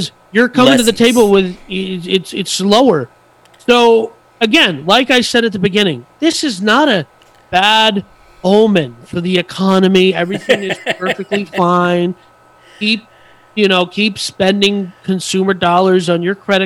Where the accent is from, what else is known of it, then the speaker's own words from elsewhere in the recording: United States; I'm American